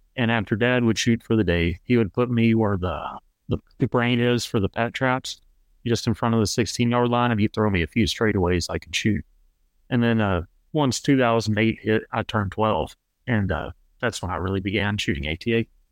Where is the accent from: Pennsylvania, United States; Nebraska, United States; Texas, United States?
Texas, United States; Gatesville; moved away as an adult; now in O'Fallon, Missouri, United States; I'm originally from Gatesville, Texas. That's just outside of Waco